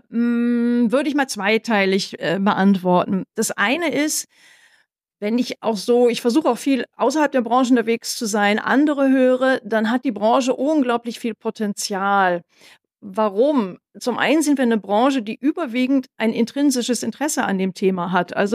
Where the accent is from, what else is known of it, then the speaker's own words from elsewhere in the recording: Northern Germany, Germany; now in Bavaria, Germany; Ich bin ja jetzt hier in Bayern und fragen, aber ich stamme ja aus Norddeutschland.